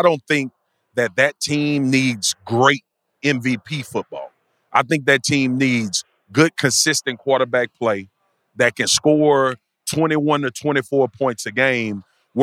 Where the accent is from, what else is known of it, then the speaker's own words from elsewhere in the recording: Louisiana, United States; my home state